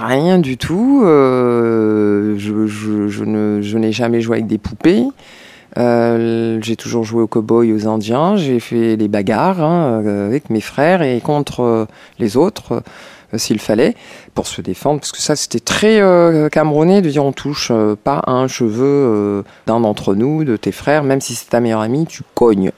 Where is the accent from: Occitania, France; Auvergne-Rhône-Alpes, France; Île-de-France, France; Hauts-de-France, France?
Île-de-France, France; Paris; Je suis née à Paris 14e